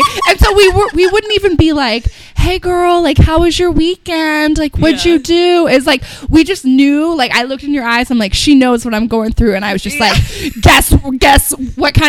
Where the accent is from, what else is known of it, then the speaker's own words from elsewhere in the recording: Midwest, United States; I'm from the Midwest.